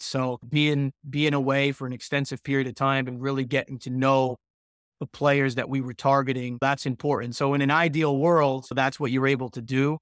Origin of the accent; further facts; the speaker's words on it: Fall River, Massachusetts, United States; also born or lived in Vermont / Swansea, Massachusetts; I grew up in Fall River, Massachusetts